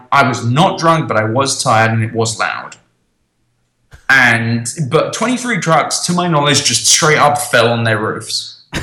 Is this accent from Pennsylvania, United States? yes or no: yes; Pennsylvania, United States; oh, I'm from Pennsylvania.